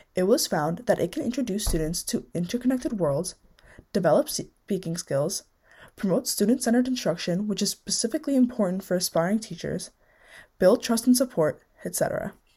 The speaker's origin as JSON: {"language": "English", "country": "United States", "tie": "born or raised there", "said": "born and raised in the United States"}